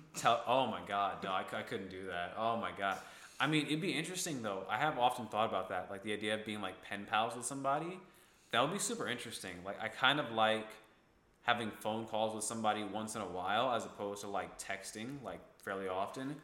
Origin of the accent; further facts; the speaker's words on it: Ithaca, New York, United States; I'm from Ithaca, New York, um, upstate New York